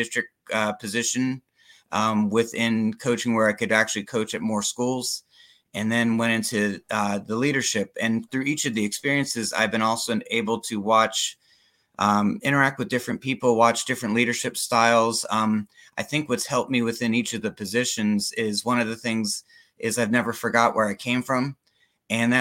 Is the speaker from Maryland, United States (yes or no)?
yes; Germantown, Maryland, United States; moved away as an adult; now in Florida, United States; I grew up in Germantown, Maryland, just out of Washington, D.C. Moved down here to go to college